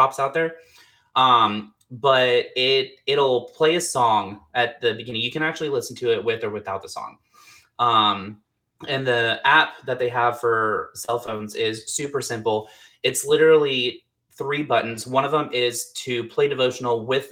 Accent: Texas, United States; I grew up with my mom, dad, and sister. We were a very, very, very strong Christian family. Like, I'm from Texas, Southern Baptist.

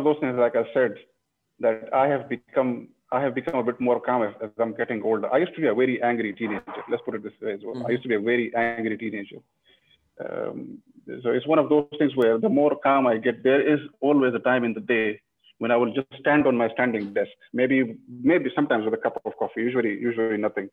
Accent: northern Pakistan, Pakistan; moved away; I come from a region in Pakistan. I was born in Pakistan. I come from the north.

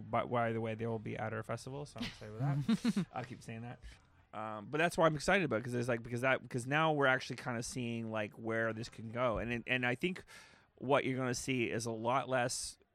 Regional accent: Canada; Like we we don't hide obviously that we're Canadian. We're actually in fact we make jokes about it.

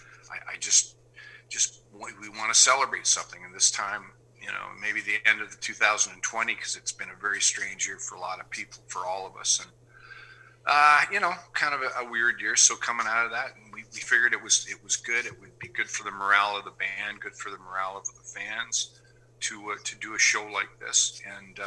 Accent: Canada; my home country

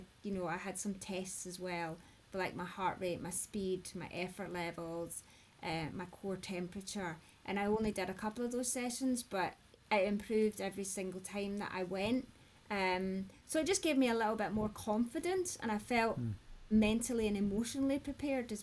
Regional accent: Scotland, United Kingdom; I'm Scottish, I'm ginger

